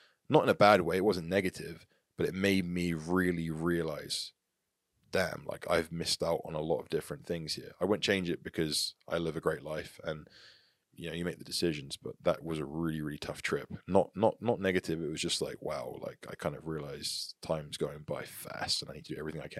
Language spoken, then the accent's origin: English; England, United Kingdom; moved away as an adult; now in United States; because I grew up in England. I'm still very much English. I'm not even a US citizen. I've got a US passport. I'm English. Is I left England at the age of 18.